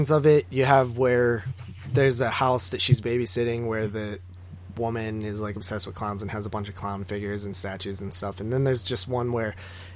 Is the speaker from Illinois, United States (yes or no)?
no; Nemacolin Castle area, Pennsylvania, United States; We have a castle around here called the Nemecolon Castle. It's like in my hometown